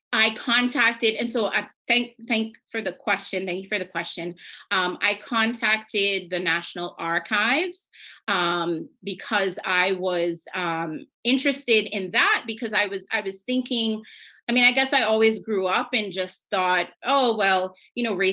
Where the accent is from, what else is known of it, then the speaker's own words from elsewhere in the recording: Cayman Islands; oh, I'm from the Cayman Islands.